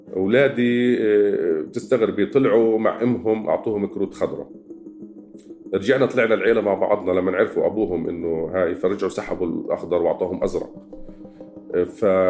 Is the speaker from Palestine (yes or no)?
yes; Gaza, Gaza Strip, Palestine; now in West Bank, Palestine; انا مولود في غزه